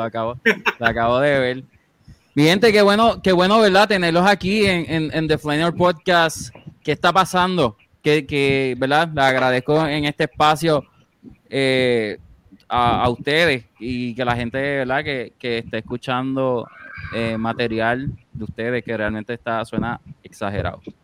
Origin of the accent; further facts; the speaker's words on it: San Juan, Puerto Rico; somos de San Juan, Puerto Rico